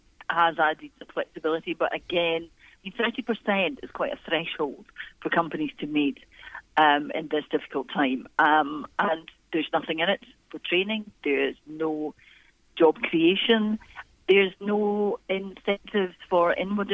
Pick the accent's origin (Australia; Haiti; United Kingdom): United Kingdom; Clydeside, Scotland; I was brought up in Clydeside